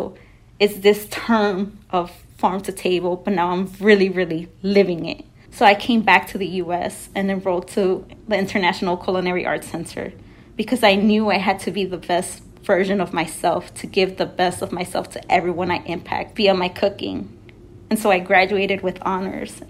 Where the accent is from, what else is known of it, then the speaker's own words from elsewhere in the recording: New York City, New York, United States; So I come from New York City, right? I was born pretty much, you could say, in a cradle of gold